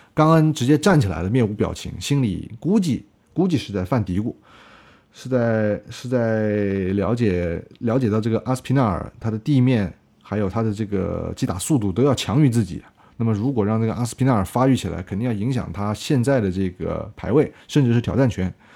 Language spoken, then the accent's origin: Chinese; China; 我们国家中国力量